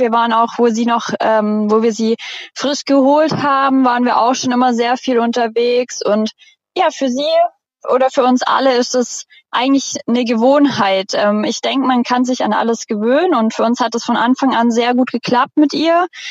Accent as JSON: {"language": "German", "town": "Friedrichshafen", "region": "Baden-Württemberg", "country": "Germany", "moved": "as an adult", "lives_now": "Canada", "said": "bei uns in Friedrichshafen am Bodensee"}